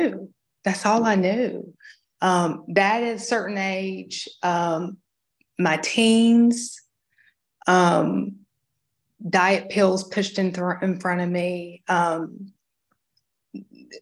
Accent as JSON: {"language": "English", "region": "Georgia", "country": "United States", "tie": "born or raised there", "said": "I grew up in Georgia"}